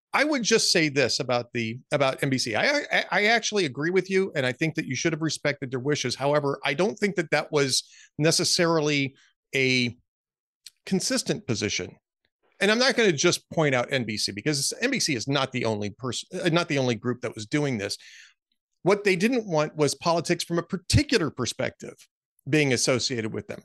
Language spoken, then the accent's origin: English; Southern California, United States; also born or lived in Minnesota / Central Texas; now in Texas, United States; I grew up in Southern California, I ended up moving to Minnesota